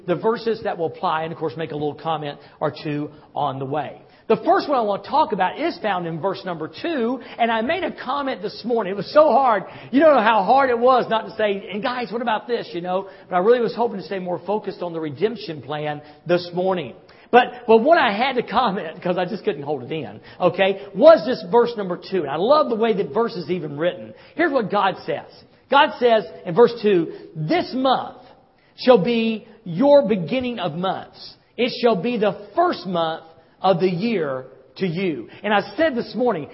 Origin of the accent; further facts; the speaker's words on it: the South, United States; I'm from the South.